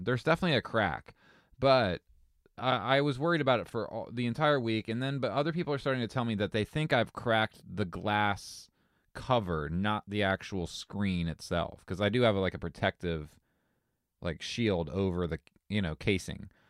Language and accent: English; Southern Ohio, United States; I grew up in Ohio, you know, lower, uh, lower Southern Ohio